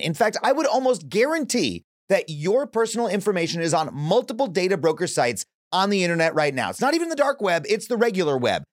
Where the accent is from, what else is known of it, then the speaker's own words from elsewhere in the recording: New York, United States; I'm saying this as a New Yorker